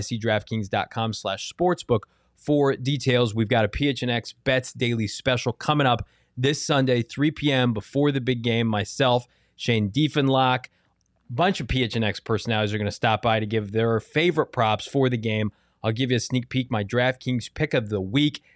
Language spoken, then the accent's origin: English; Chicago, Illinois, United States; moved away; I grew up in Chicago